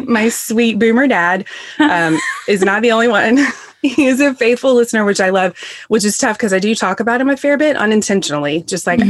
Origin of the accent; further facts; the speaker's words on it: the South, United States; also born or lived in England; now in Greenville, SC, United States; We're all from the South.